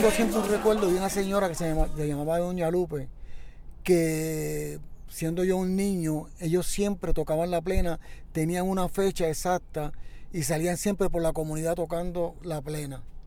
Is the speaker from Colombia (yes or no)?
no; San Juan, Puerto Rico; Nací en la parada 22 y media, ¿no? De pequeño, pues llegué a la comunidad de la 23